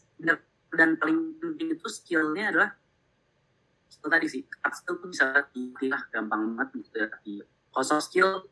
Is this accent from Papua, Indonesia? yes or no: no; Bandung, West Java, Indonesia; also born or lived in Jakarta; gue lahir di Jakarta tapi oh, gue eh, tiga okay. uh, perempat hidup gue di Bandung